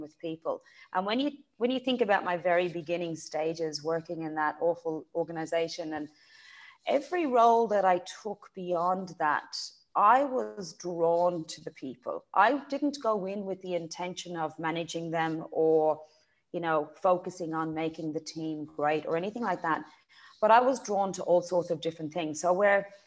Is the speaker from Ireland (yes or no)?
yes; Graiguenamanagh, Leinster, Ireland; accent: Irish; moved away as an adult; also born or lived in Dublin; now in Australia; I'm from Dublin, but I grew up in a beautiful part of the world called Greignamana, County Kilkenny.